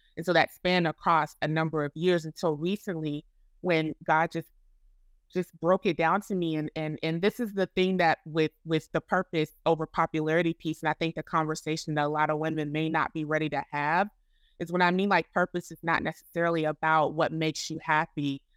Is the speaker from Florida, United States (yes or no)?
yes; Florida, United States; moved away as an adult; now in Chicago, United States; I am originally from Florida, um, and I am now residing in Chicago, Illinois